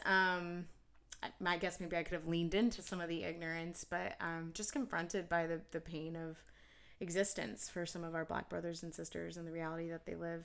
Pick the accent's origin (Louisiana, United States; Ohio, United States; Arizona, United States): Ohio, United States; Cincinnati; now in Kansas City, United States; I grew up in Cincinnati, Ohio